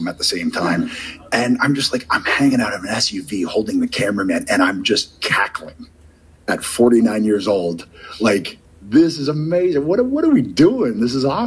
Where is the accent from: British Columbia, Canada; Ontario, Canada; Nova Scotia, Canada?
Ontario, Canada; Southern; I'm a kid from Southern Ontario